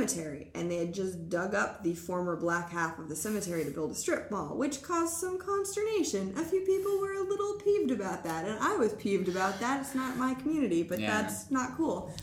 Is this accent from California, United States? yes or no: no; Seattle, Washington, United States; I am from Seattle.